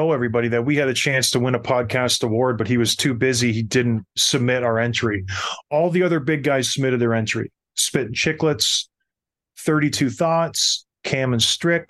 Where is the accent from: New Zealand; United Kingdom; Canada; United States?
Canada; St. Catharines, Ontario; my hometown team